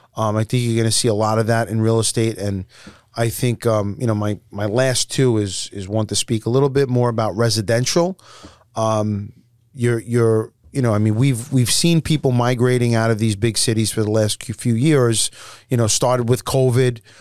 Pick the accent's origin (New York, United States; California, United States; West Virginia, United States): New York, United States; we're from New York